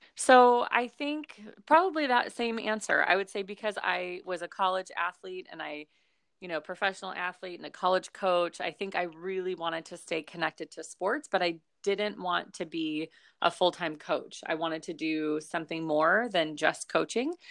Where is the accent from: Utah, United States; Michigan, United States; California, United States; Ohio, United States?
California, United States; Long Beach; also born or lived in Notre Dame, Indiana; I grew up here in, like, Long Beach, California, so I grew up in California.